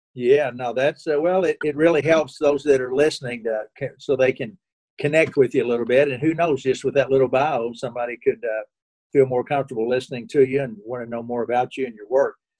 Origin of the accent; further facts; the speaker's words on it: Kentucky, United States; now in Indianapolis, United States; I grew up in Kentucky